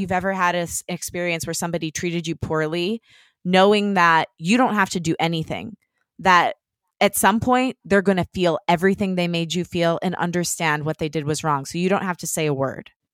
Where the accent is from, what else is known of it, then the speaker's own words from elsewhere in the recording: Detroit, Michigan, United States; moved away; Detroit, which is where I'm from